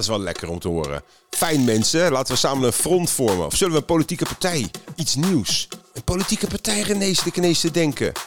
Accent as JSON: {"language": "Dutch", "country": "Netherlands", "said": "Dan zeg ik nou Nederland"}